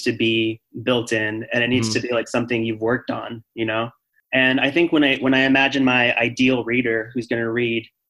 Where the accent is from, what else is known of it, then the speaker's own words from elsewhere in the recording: Arizona, United States; I grew up in Arizona